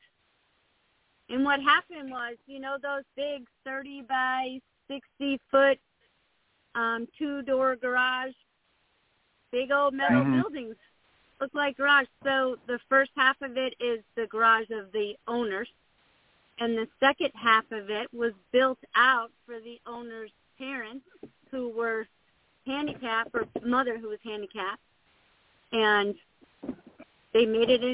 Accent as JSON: {"language": "English", "town": "Buffalo", "region": "New York", "country": "United States", "tie": "born or raised there", "moved": "yes", "lives_now": "Texas, United States", "said": "I grew up in Buffalo, New York"}